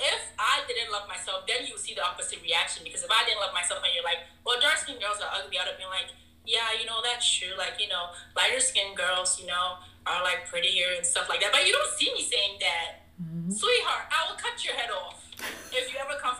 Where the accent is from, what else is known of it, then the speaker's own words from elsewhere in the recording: Ghana; now in United States; being a Ghanaian